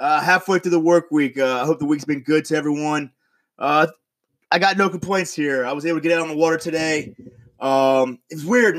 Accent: Florida, United States; moved away; also born or lived in New York; I'm originally from Florida, and you can tell

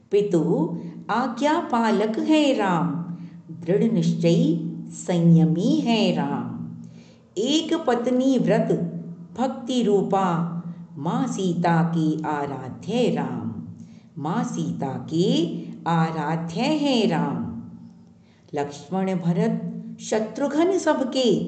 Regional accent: Delhi, India; दिल्ली से हूँ

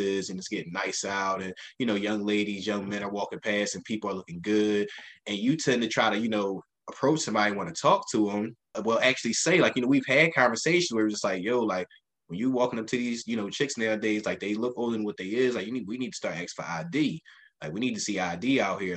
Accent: Philadelphia, Pennsylvania, United States; I grew up in North Philadelphia, Strawberry Mansion section of the city, 30th and Diamond

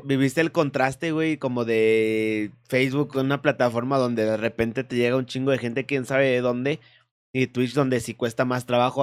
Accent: Mexico; aquí mexicanito

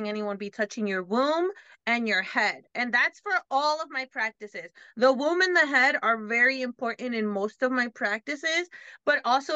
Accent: New York, United States; I'm Dominican and I grew up in like, you know, Black and Hispanic community, and then you sprinkle in a little bit of the other stuff, various things that I was around, because growing up in New York

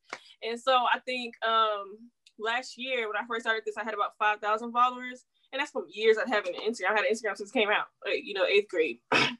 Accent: the South, United States; She from Atlanta, so you know I'm like from the South.

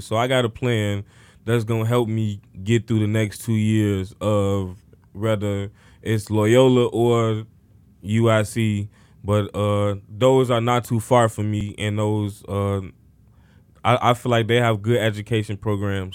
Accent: Chicago, Illinois, United States; I grew up in Cabrini Green housing projects located on the north side of Chicago

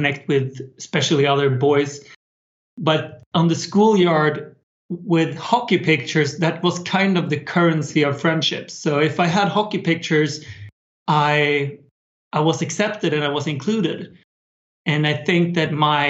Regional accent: Sweden; build websites for small local businesses in my hometown in Sweden.

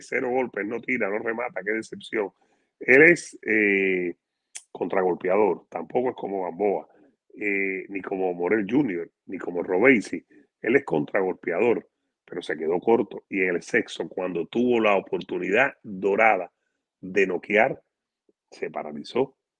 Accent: Cuba; moved away

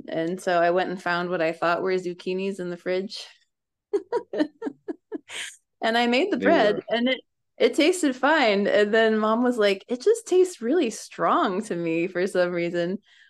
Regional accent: Springfield, Virginia, United States; also born or lived in Washington, United States / upstate New York, United States; Mostly in the Washington, D.C. area. My dad was in the Navy, so I was born in Washington, and then we lived in Northern Virginia and in upstate New York for a good chunk of my childhood, but we settled in like Springfield, Virginia when I was 12.

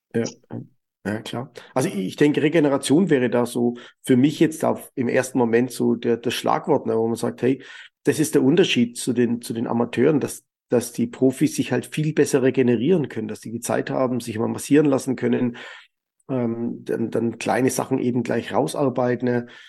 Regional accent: Germany; bei uns in Deutschland

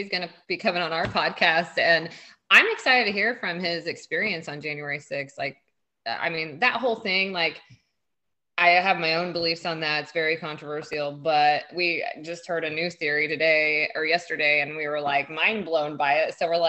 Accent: Indiana, United States; We're from Indiana.

